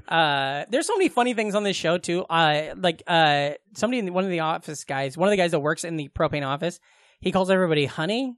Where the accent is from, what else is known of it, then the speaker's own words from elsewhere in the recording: Glenwood, United States; Glenwood, my hometown